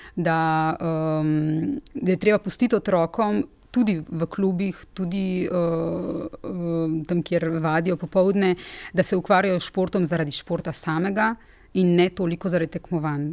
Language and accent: Slovenian; Slovenia